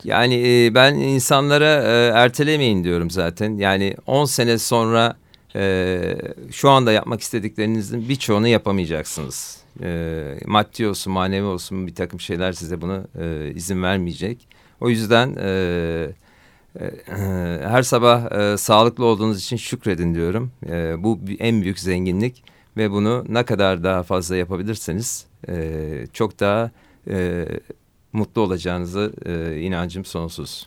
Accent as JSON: {"language": "Turkish", "town": "Bandırma", "region": "Balıkesir", "country": "Turkey", "tie": "born or raised there", "said": "ben 1972 Bandırma doğumluyum"}